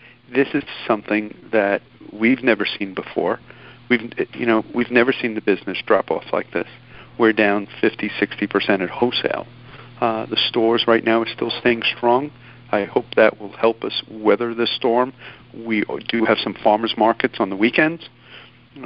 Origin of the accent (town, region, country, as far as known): New York City, New York, United States; born or raised there